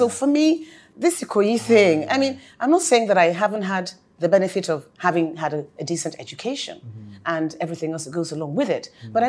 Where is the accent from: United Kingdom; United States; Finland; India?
United Kingdom; England; also born or lived in Ondo, Nigeria; I was born in England. Mm-hmm. Both my parents are from Ondo.